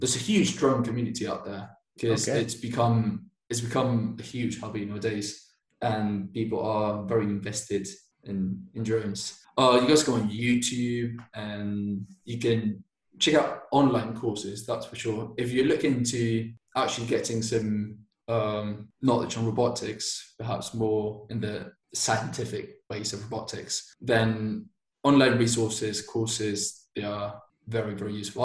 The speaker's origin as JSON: {"language": "English", "town": "Bilbao", "region": "Basque Country", "country": "Spain", "tie": "born or raised there", "also_born_or_lived": "Manchester", "second_language": "English", "moved": "as an adult", "lives_now": "Barcelona, Spain", "said": "I'm originally from Bilbao. It's a um, it's a city in northern Spain in the Basque Country, and I lived there until I was 18"}